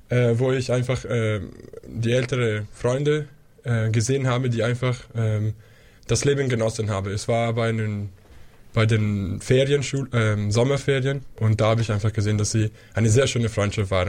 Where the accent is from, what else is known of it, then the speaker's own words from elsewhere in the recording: Switzerland; now in Munich, Germany; Grüß Gott. Ich freue mich sehr, hier zu sein. Ich komme aus der Schweiz und studiere äh, Philosophie hier an der LMU in München seit vier Jahren.